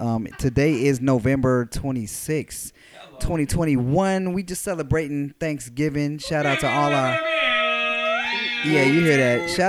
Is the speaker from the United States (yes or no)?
yes; Gardena, California, United States; We are in Gardena, California, the lovely, beautiful, shout out to Gardena High School, which I went to, shout out to 2000, that's right, Panthers